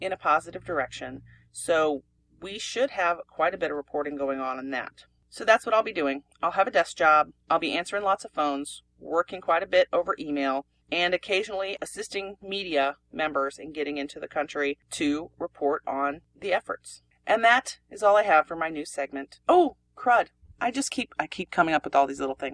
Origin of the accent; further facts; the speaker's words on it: Pennsylvania, United States; moved away; we're from Pennsylvania